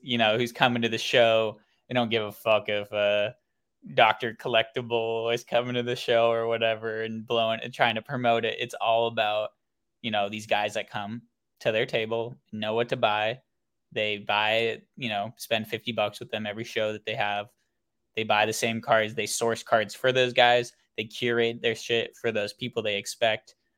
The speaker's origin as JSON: {"language": "English", "town": "Oakland", "region": "California", "country": "United States", "tie": "born or raised there", "said": "I am born and raised in Oakland, California"}